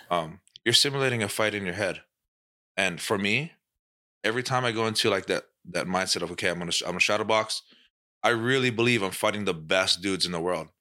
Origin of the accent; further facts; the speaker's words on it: Hawaii, United States; Max is from, you know, my hometown